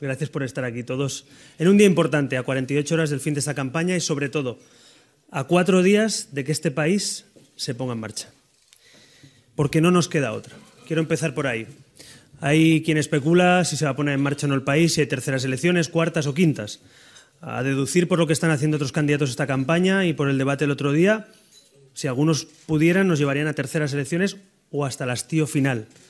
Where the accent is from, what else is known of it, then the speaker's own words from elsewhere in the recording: Barcelona, Catalonia, Spain; moved away; soy de Barcelona y catalán